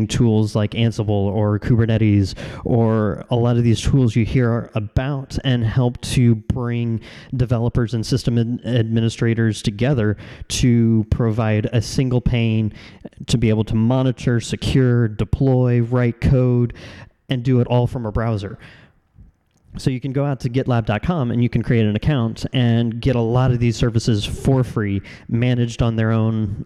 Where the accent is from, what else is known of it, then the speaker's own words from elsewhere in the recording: Kansas City, United States; in Kansas City in my hometown